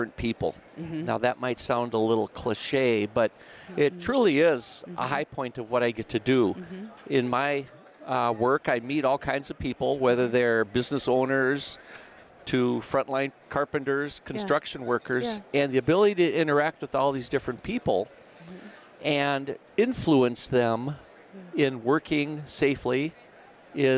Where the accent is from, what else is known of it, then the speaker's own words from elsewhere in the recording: Minnesota, United States; I am from the Minnesota. I live up in the Minneapolis-St. Paul area